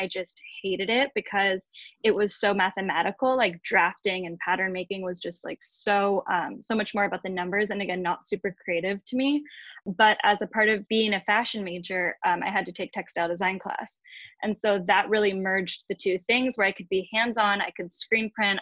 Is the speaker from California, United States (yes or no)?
yes; San Diego, California, United States; I'm born and raised in San Diego